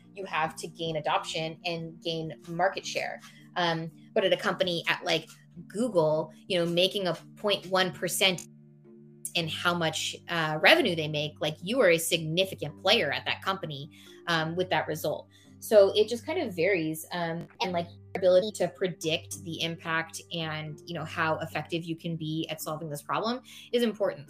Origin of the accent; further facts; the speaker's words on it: Silicon Valley, California, United States; I was born and raised in Silicon Valley.